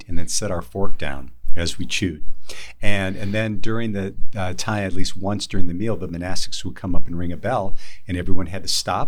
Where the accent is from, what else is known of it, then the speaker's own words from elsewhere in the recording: Wisconsin, United States; I grew up in Wisconsin